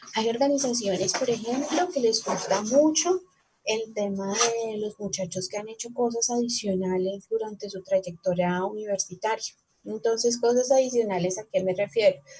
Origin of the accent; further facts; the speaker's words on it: Bogotá, Colombia; moved away as an adult; now in Cali, Colombia; soy rola de nacimiento, pero eh, vivo en Cali hace ya casi 20 años